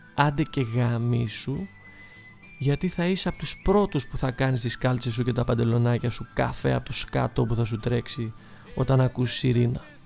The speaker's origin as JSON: {"language": "Greek", "town": "Athens", "region": "Attica", "country": "Greece", "tie": "born or raised there", "said": "μεγαλώνοντας στην Αθήνα"}